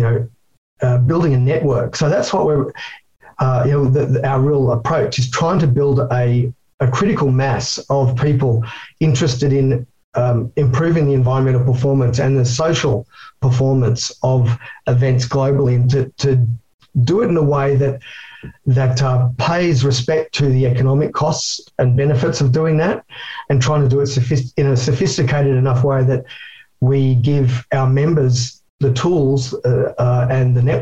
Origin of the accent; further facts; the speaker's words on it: Australia; I'm an Aussie Yobbo and I can barely speak English